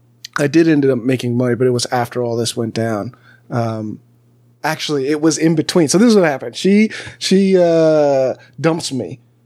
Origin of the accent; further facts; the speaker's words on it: California, United States; also born or lived in Alabama; I was a guy from California and Alabama.